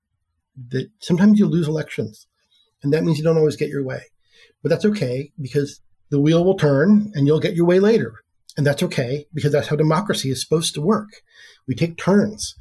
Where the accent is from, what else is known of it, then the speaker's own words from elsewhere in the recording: Oregon, United States; I grew up here in Oregon. I'm a lifelong Oregonian